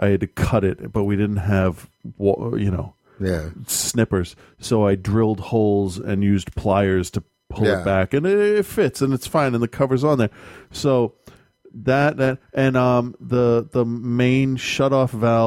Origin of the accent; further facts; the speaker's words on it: New England, United States; we're from New England